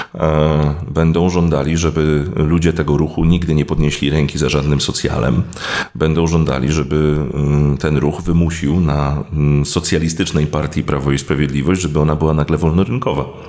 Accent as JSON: {"language": "Polish", "town": "Gdynia", "region": "Pomeranian Voivodeship", "country": "Poland", "said": "Ja jestem z Gdyni"}